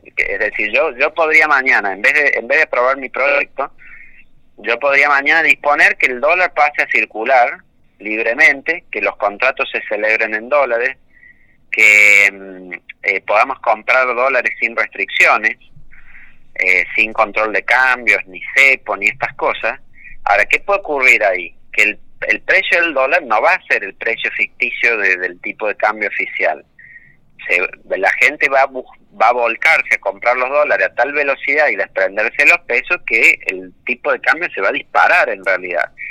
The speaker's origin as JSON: {"language": "Spanish", "country": "Argentina"}